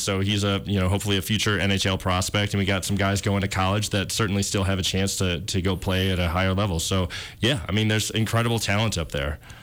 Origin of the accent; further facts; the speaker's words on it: Minneapolis, Minnesota, United States; I grew up in the Twin Cities